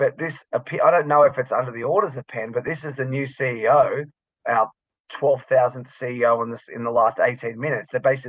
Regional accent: Australia; also born or lived in London, United Kingdom; people just very soon forget that we're Australian because they just can't even hear it anymore. So, you know, I lived in London for a while and I lived in East London, so I was basically a Cockney within a couple of months.

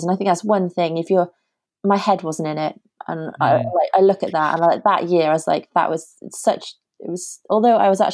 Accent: United Kingdom; being British

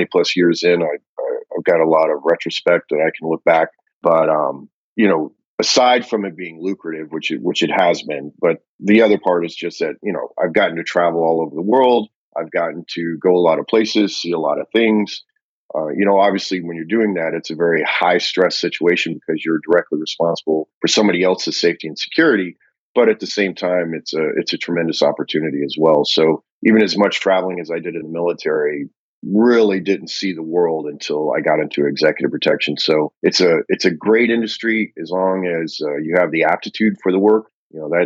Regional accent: Austin, Texas, United States; in Austin, my hometown

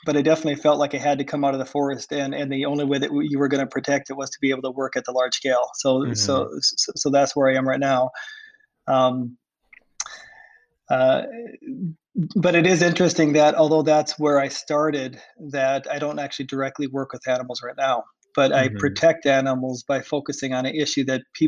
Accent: Iowa, United States; born or raised there

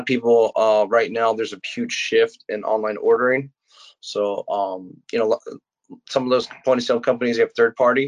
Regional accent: Florida, United States; I'm from Florida

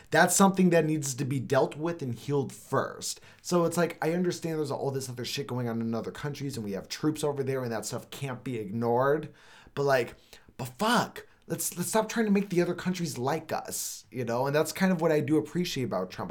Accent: Arizona, United States; also born or lived in Los Angeles; I grew up here in Arizona

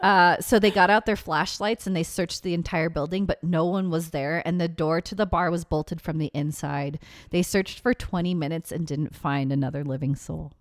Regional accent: Seattle, Washington, United States; moved away; my hometown, Seattle, Washington

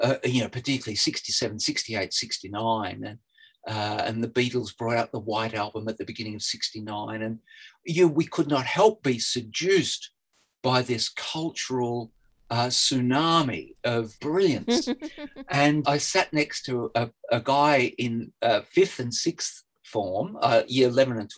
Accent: Newcastle, New South Wales, Australia; I was brought up in Hamilton South, you know, very working class, the suburb of Newcastle

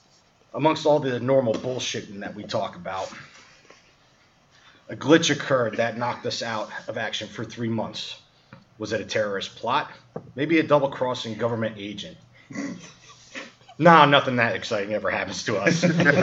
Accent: Northeast, United States; because I'm from the Northeast

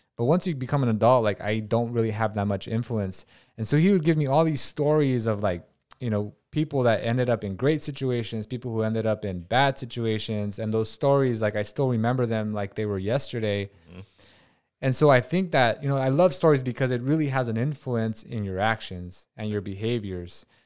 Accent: Watsonville, California, United States; I'm from Watsonville, California

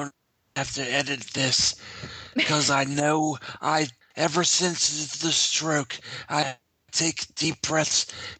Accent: United States; I'm an American

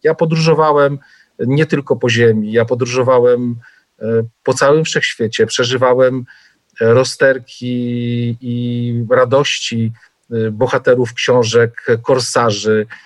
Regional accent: Pułtusk, Masovian Voivodeship, Poland; ja się urodziłem w niewielkim miasteczku 100 kilometrów od Warszawy, i e, w Półtusku

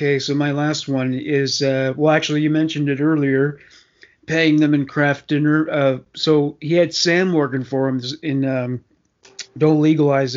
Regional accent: Canada; as a Canadian

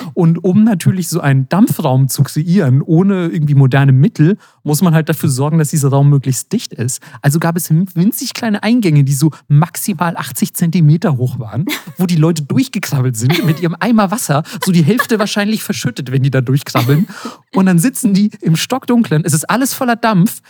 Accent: Germany; als Deutscher

